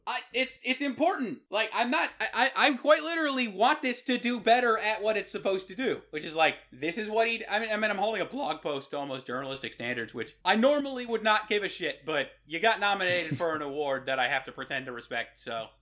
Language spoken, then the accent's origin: English; Rhode Island, United States; I'm from Rhode Island